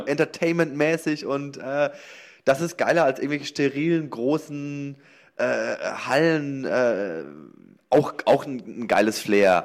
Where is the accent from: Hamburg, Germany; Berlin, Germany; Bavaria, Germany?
Bavaria, Germany; Lower Franconia; moved away as an adult; also born or lived in Cologne; ich komme aus, aus Unterfranken, aus Bayern quasi